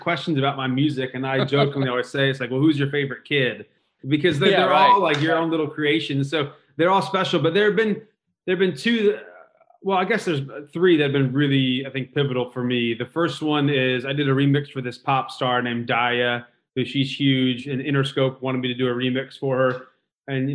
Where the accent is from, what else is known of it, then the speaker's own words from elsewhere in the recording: Indiana, United States; I grew up in Indiana